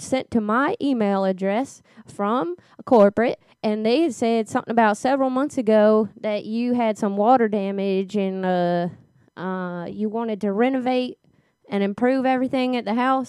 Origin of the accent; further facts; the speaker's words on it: Louisiana, United States; Yeah, originally from Louisiana.